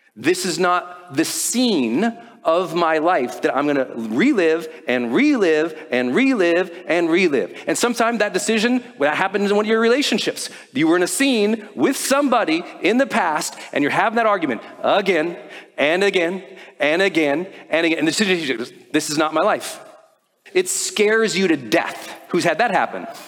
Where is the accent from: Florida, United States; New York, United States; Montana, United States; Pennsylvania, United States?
Montana, United States; I'm from Montana